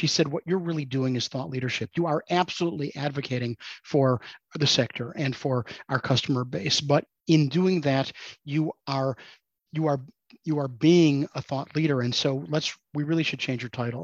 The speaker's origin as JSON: {"language": "English", "town": "Chicago", "region": "Illinois", "country": "United States", "tie": "born or raised there", "moved": "as an adult", "lives_now": "St. Louis, United States", "said": "I grew up in Chicago, but I moved to St. Louis to go to college, and I ended up just staying here."}